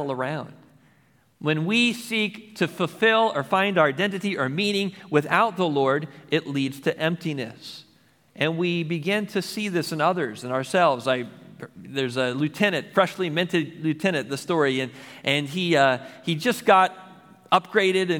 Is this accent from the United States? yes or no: yes; United States; as an American